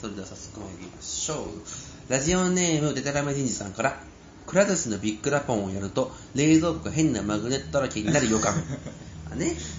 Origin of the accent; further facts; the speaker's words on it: Shiga, Japan; 特に滋賀はねうちの地元は